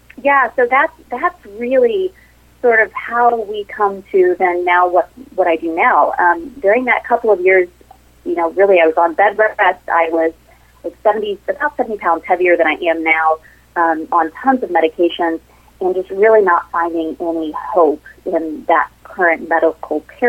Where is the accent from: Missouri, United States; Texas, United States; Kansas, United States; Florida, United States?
Missouri, United States; southeastern; I grew up in a small town in southeastern Missouri with, you know, very humble beginnings.